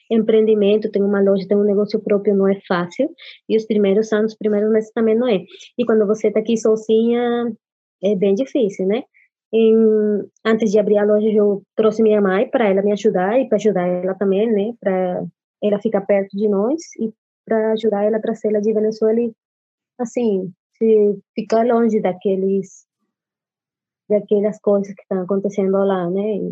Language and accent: Portuguese; Colombia; Portuguese is a second language; now in Brazil; Café, que eu gosto do café, Colômbia e tal, que venho da Colômbia, o café é bom, aqui em Brasil também é bom café